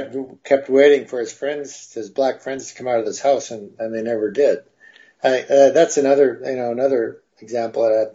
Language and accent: English; Minnesota, United States; moved away; also born or lived in Texas; I grew up in Minnesota, and I grew up in a little town and a farming community in the northwest part of the state